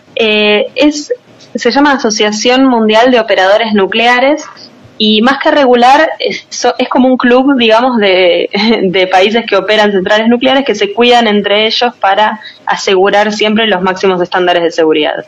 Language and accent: Spanish; Argentina; Nosotros hacemos lo que podemos en Argentina